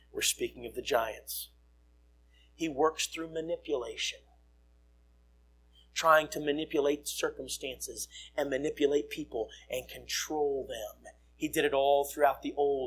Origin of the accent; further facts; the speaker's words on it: United States; I'm an American